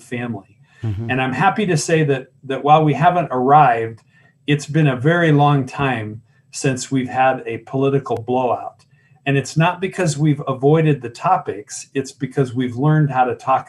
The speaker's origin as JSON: {"language": "English", "town": "Tucson", "region": "Arizona", "country": "United States", "tie": "born or raised there", "also_born_or_lived": "Columbus, Ohio", "said": "I was born in Tucson. I'm a native. Went to school here up through college"}